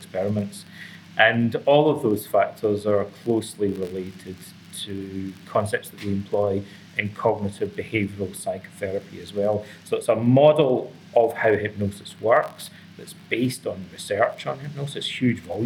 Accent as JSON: {"language": "English", "region": "Scotland", "country": "United Kingdom", "also_born_or_lived": "Athens, Greece", "moved": "yes", "lives_now": "Toronto, Canada", "said": "originally I come from Scotland"}